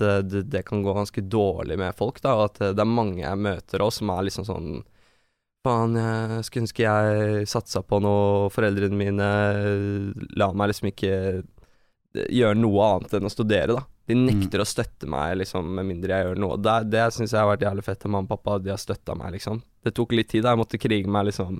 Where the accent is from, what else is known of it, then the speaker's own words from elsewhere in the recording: Norway; Vi vokste opp i blokk i Hoffsveien